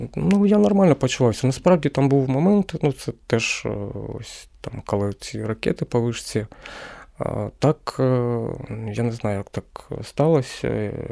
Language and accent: Ukrainian; Kremenchuk, Poltava Oblast, Ukraine; moved away as an adult; now in Kyiv, Ukraine; я сам з Кременчука